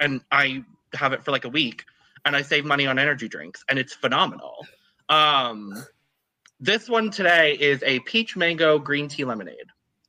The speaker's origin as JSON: {"language": "English", "country": "United States", "said": "Hi, I'm American."}